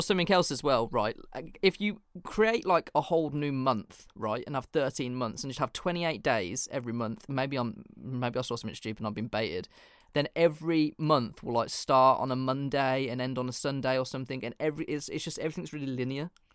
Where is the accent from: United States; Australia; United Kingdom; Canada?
United Kingdom; England; I'm literally English